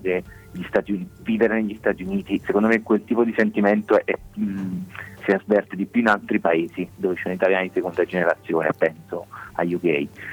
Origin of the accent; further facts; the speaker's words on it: Naples, Campania, Italy; noi stessi napoletani, da napoletani siamo andati lì a cercare eh, le nostre radici in America